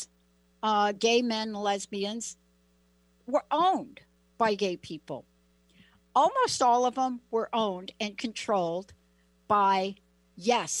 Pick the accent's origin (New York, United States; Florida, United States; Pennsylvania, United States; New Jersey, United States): New York, United States; New York City; now in Washington, United States; you're living in New York City and you're growing up in New York City